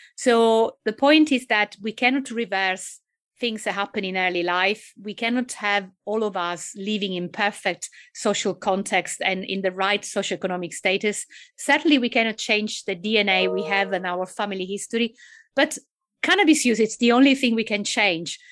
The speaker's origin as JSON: {"language": "English", "country": "Italy", "accent": "Italian", "second_language": "English", "moved": "yes", "said": "I guess you can tell from my accent, not just my name, that I'm actually Italian."}